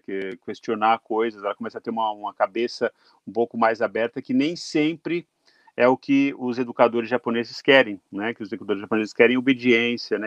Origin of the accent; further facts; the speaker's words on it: Brazil; moved away as an adult; now in Japan; Eu saí do Brasil com, com 21 anos